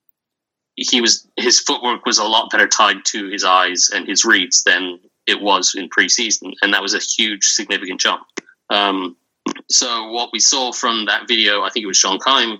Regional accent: England, United Kingdom; accent: English; if you haven't heard from the accent, I'm English

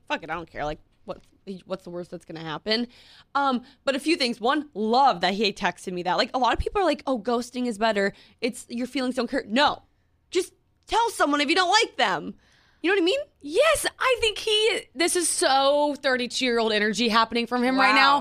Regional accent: Minnesota, United States; moved away as an adult; now in New York City, United States; in Minneapolis when I lived there

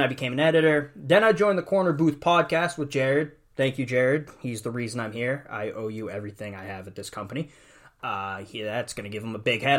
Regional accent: Northeast, United States; also born or lived in Alabama; I grew up in the Northeast.

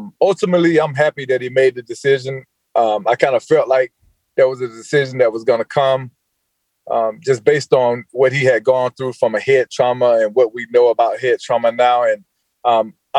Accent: Georgia, United States; moved away as an adult; also born or lived in North Carolina / Los Angeles; After growing up in Georgia my entire life, leaving Georgia, coming right here to Carolina, and being in Carolina for 14 years

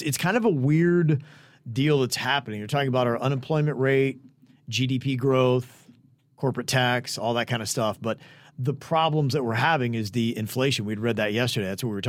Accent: Ohio, United States; now in South Florida, United States; my home state of Ohio.

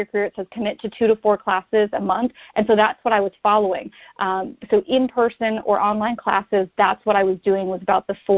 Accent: Wisconsin, United States; moved away as an adult; also born or lived in New Jersey / New York City / North Carolina; now in Florida, United States; I'm not originally from Florida. I'm originally from Wisconsin

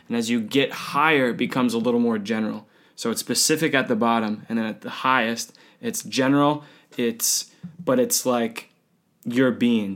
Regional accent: United States; I'm an American

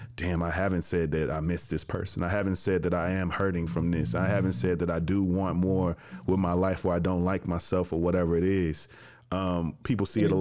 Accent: Jackson, Tennessee, United States; moved away as an adult; also born or lived in Chicago, Illinois; now in Atlanta, United States; I'm from Jackson, Tennessee

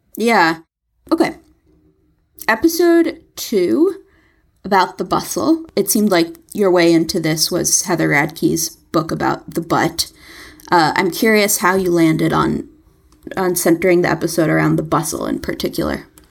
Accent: New York City, New York, United States; as a New Yorker

